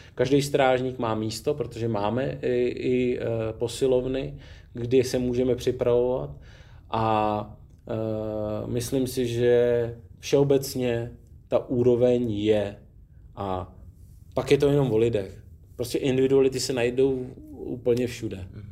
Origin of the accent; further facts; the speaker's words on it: Czechia; my jako Češi